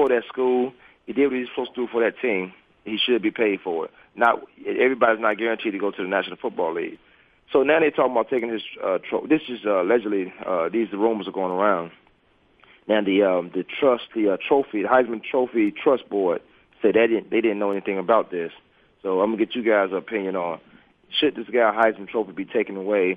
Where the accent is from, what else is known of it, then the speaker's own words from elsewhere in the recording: Virginia, United States; moved away as an adult; also born or lived in Kansas; I'm from Virginia